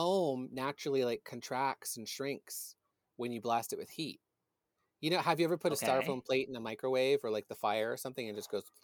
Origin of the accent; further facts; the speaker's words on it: Kingston, Ontario, Canada; my hometown, Kingston, Ontario